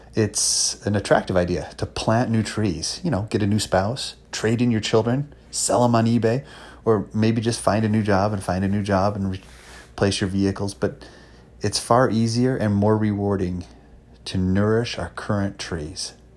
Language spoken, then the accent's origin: English; Palmyra, New York, United States; also born or lived in Marion, New York; I actually grew up in Palm Mar, New York, went to school in a little town called Marion